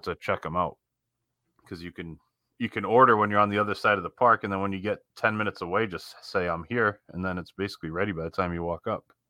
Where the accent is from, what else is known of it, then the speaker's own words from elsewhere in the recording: Northeast, United States; we grew up in the Northeast